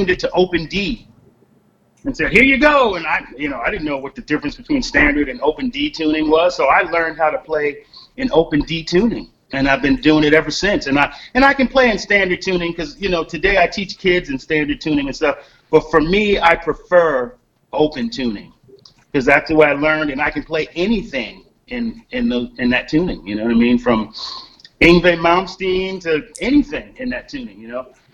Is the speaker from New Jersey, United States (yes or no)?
yes; Long Branch, New Jersey, United States; also born or lived in Red Bank, New Jersey / Asbury Park, New Jersey / Tinton Falls, New Jersey; now in Arcadia, United States; growing up in New Jersey